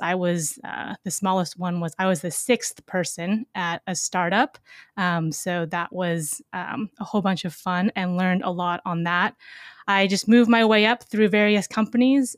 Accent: Seattle, Washington, United States; I grew up in Seattle, Washington

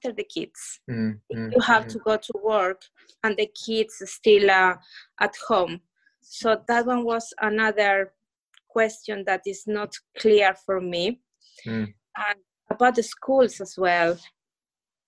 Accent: Ecuador; English is a second language; now in United Kingdom; I come from Ecuador

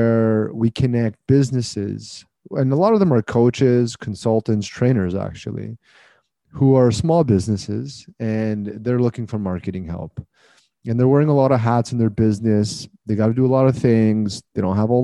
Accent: Canada; I'm Canadian

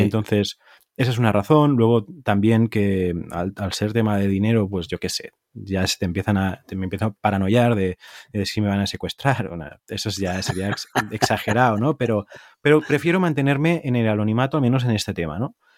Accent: Tarragona, Catalonia, Spain; yo soy catalán

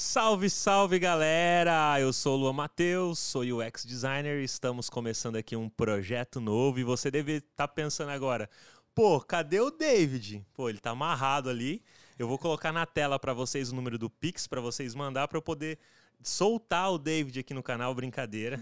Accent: José Bonifácio, São Paulo, Brazil; na minha cidade, que eu sou lá de José Bonifácio, é interiorzão

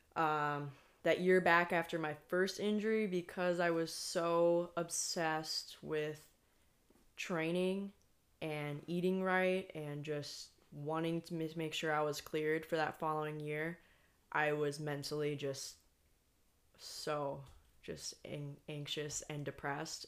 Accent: United States; also born or lived in Iceland; me as the American

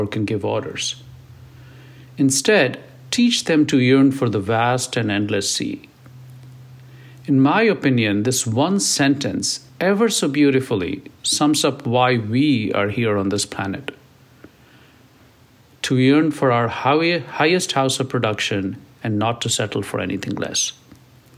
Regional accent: India; English is a second language; moved away as an adult; also born or lived in Silicon Valley; now in United States

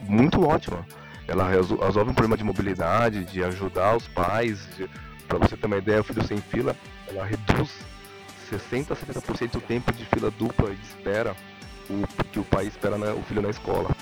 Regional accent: Brazil; eu sou brasileiro

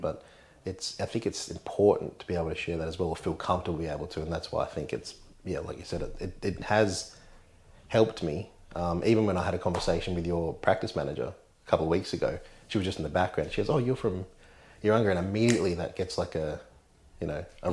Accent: Urunga, New South Wales, Australia; also born or lived in Tweed Heads; I grew up in Urunga, which is not far from here. Went to Bellingen High School locally

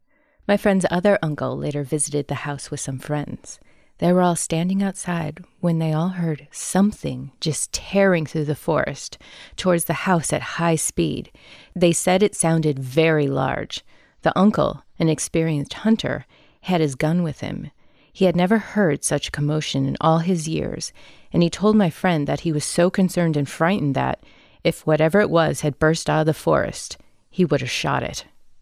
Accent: Clark Range, Tennessee, United States; Also in my hometown of Clark Range, Tennessee, my buddy used to experience unusual things in his father's house.

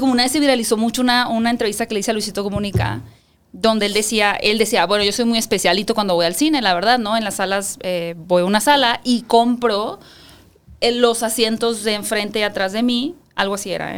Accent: Hermosillo, Sonora, Mexico; yo soy de Hermosillo, Sonora.

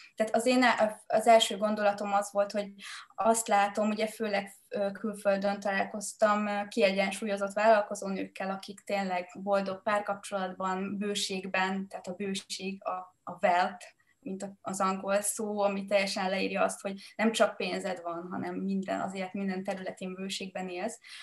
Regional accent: Hungary; moved away; egy egyszerű családból jövök, egy faluból a Mátraaljáról

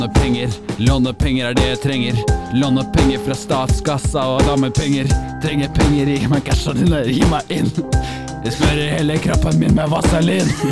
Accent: Elverum, Innlandet, Norway; fra der jeg er ifra

